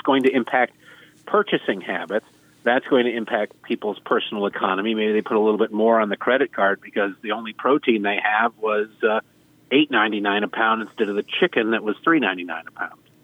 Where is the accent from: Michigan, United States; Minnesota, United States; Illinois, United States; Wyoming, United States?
Michigan, United States; Detroit; now in Baltimore, United States; I grew up in Detroit